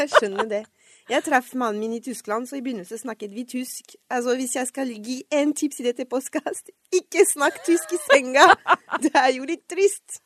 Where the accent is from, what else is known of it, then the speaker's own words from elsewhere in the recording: Paris, Île-de-France, France; accent: French; Norwegian is a second language; moved away as an adult; now in Oslo, Norway; Jeg er jo født og vokst opp i Paris, og flytta til Norge da jeg var sju-seks altså seks år siden